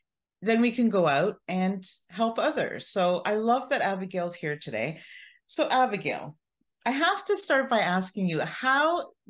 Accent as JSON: {"language": "English", "country": "Canada", "said": "I'm Canadian"}